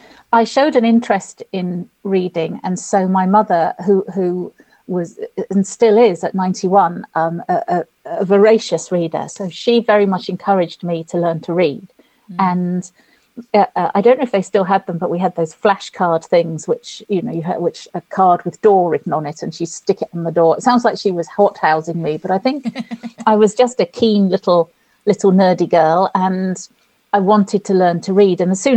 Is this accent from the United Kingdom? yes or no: yes; Winchester, South East England, United Kingdom; parents were from London, and we were sort of, I suppose, London overspill, they used to call us. And I was born in Winchester, but we had a bungalow in the village